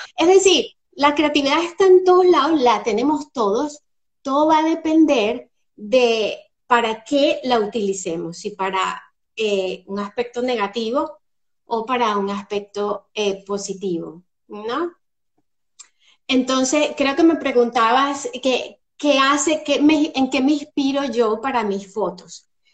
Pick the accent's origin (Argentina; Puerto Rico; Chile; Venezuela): Venezuela; moved away as an adult; also born or lived in Spain / England; now in Scotland, United Kingdom; Soy venezolana, y bueno, después de un largo peregrinaje por varios países, entre ellos España, Inglaterra